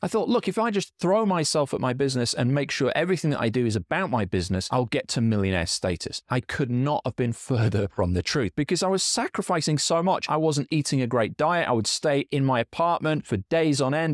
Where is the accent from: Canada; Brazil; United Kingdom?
United Kingdom; Yorkshire and the Humber; now in Scotland, United Kingdom; I'm from Yorkshire in England